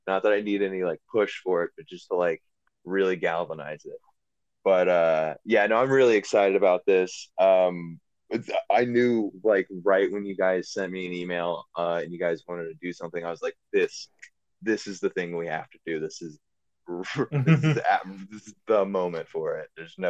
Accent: Oklahoma, United States; also born or lived in Louisiana; See, I'm from Oklahoma and Louisiana.

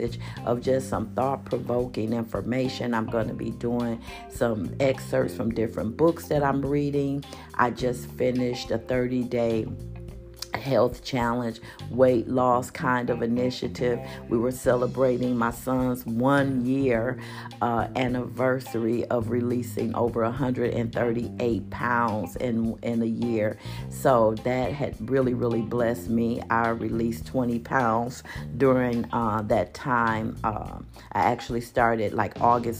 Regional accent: Milwaukee, Wisconsin, United States; now in Phoenix, United States; my hometown, Milwaukee, Wisconsin

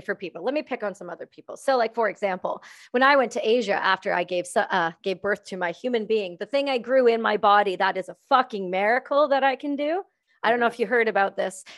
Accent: Canada; I'm just Canadian

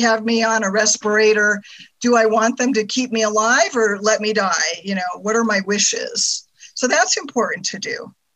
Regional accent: California, United States; moved away as an adult; also born or lived in Germany; I'm from California

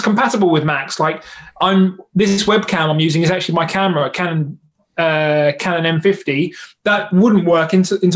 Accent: London, United Kingdom; I'm London through and through, like born and bred type thing.

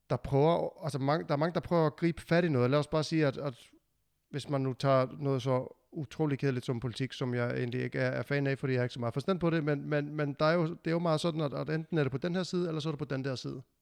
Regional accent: Iceland; now in Denmark; jeg flyttede jo fra Island til Danmark, og der havde jeg lige pludselig ikke min stamme mere. Alle mine venner var jo i Island, øh, mine forældre var i Island, og, og vi kom hertil

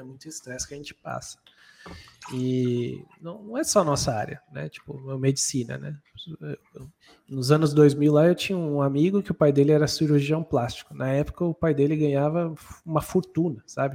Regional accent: Brazil; moved away as an adult; also born or lived in New Zealand; passado um ano, a gente voltou para o Brasil

